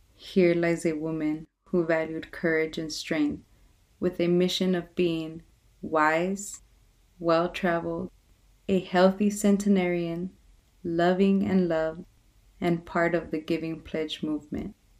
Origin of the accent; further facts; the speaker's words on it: Los Angeles, California, United States; moved away; my hometown of Watts